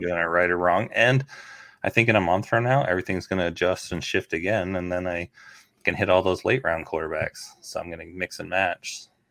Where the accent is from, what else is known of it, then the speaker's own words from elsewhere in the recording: Canada; now in United States; I grew up in Canada.